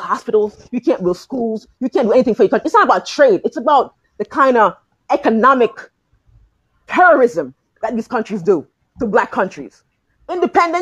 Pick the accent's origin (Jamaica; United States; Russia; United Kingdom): Jamaica; I'm from Jamaica, right? I'm from Jamaica